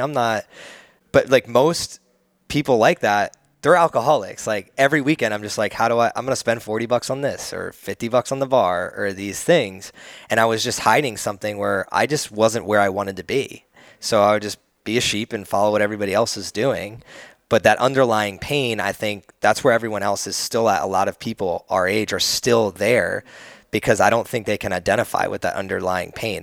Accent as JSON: {"language": "English", "region": "New Jersey", "country": "United States", "moved": "yes", "lives_now": "Austin, United States", "said": "I come from the East Coast, and New Jersey is, like, way much more a, a melting pot"}